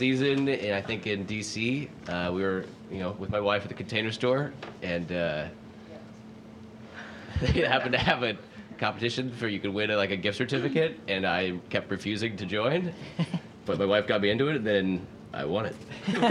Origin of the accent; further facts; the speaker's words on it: Colorado, United States; moved away; growing up in Colorado